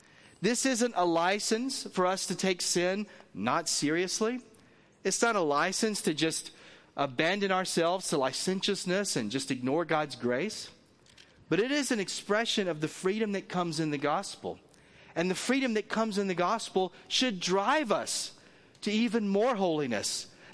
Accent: the South, United States; I told you I come from the South.

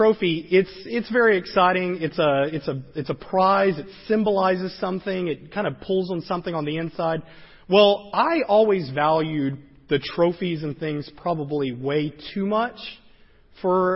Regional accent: the South, United States; I grew up in the South

